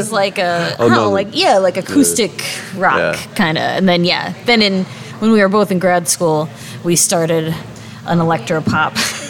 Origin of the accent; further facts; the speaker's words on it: Midwest, United States; moved away; We should note we're from the Midwest.